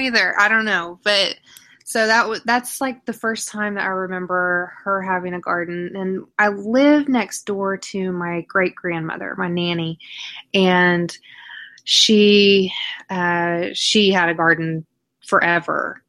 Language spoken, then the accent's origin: English; Oklahoma, United States; I'm from Oklahoma. I have lived here my entire life